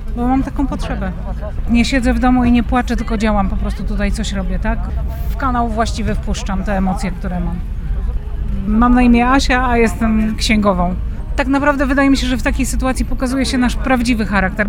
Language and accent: Polish; Poland; jestem Polką